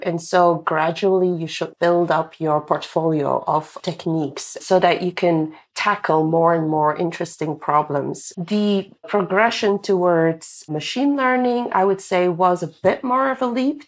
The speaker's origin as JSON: {"language": "English", "country": "Belgium", "moved": "as an adult", "said": "I'm originally from Belgium"}